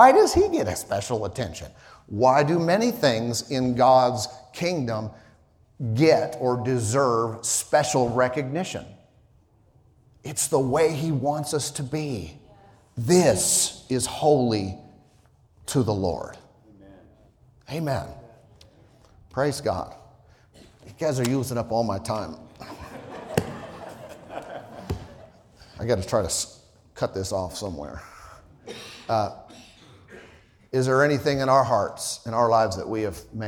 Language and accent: English; Southern California and then Idaho, United States; moved away; I grew up in, you know, Southern California and then Idaho